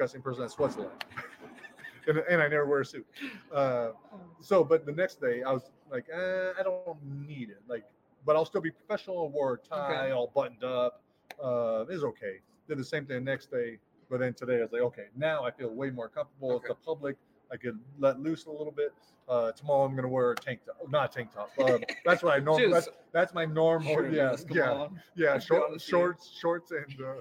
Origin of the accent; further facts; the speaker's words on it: United States; I came here from America by myself